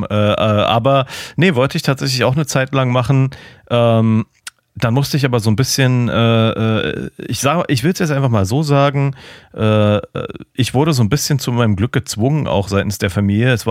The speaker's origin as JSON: {"language": "German", "country": "Germany", "said": "aber ich als Piefke war nur so, ja, ich will irgendwas mit Autos machen"}